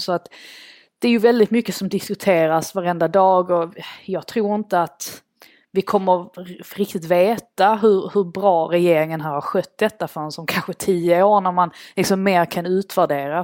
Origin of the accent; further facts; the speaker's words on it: Sweden; moved away as an adult; now in London, United Kingdom; min eh, familj hem, som är kvar hemma i Sverige och mina svenska vänner